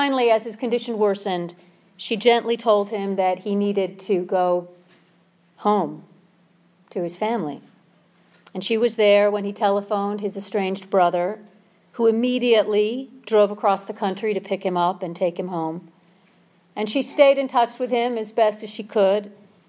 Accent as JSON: {"language": "English", "region": "Minnesota", "country": "United States", "moved": "yes", "said": "I'm from Minnesota"}